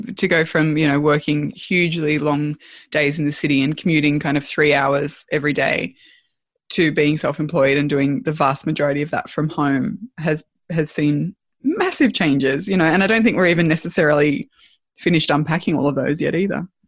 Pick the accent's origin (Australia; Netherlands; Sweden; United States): Australia; being Australian